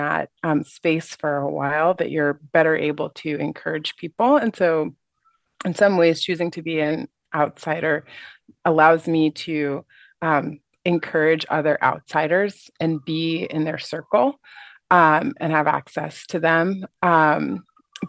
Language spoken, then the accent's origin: English; United States; moved away as an adult; also born or lived in Asia; being an American and being a Black person